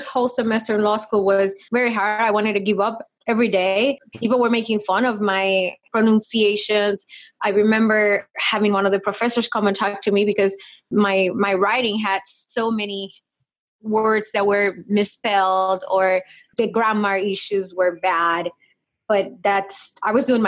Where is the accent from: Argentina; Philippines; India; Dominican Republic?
Dominican Republic; English is a second language; moved away as an adult; also born or lived in California, United States / Michigan, United States; now in United States; I am from the Dominican Republic. I moved to the States back in 2001